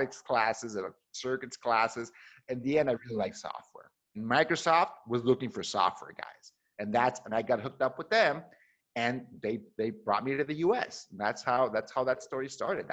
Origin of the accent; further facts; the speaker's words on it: Mexico; moved away as an adult; also born or lived in Seattle, Washington, United States; growing up in Mexico